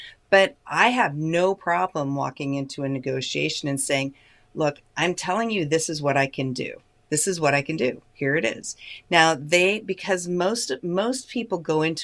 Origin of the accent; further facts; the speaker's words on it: United States; as an American